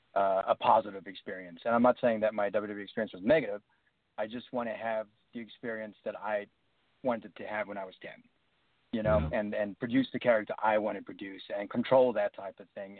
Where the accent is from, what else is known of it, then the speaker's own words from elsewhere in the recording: South Africa; moved away as an adult; now in United States; coming from like a country from like South Africa